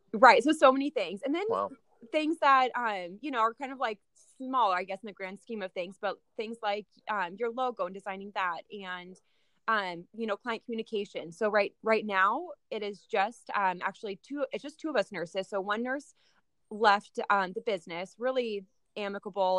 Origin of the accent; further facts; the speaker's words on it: Salem, Oregon, United States; also born or lived in Minnesota; I grew up in Salem, Oregon